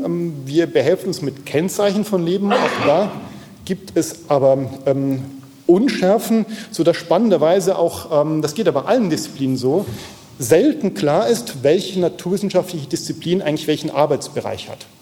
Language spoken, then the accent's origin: German; Aachen, North Rhine-Westphalia, Germany; ich komme aus der Nähe, also Aachen, ja, in weiterem Sinne Nähe von, vom, vom Neandertal